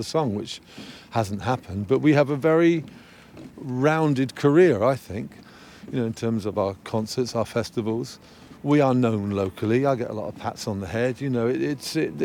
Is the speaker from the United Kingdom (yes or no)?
yes; England, United Kingdom